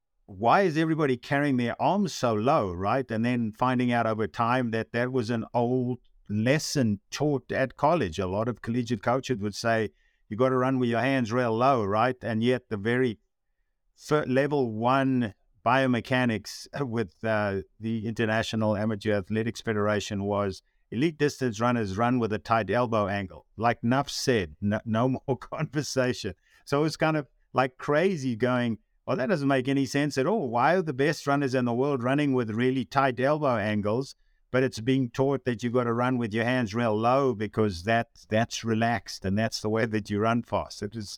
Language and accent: English; South Africa; moved away; when I came from South Africa, where I didn't have that really strong distinction of what a runner should look like, right?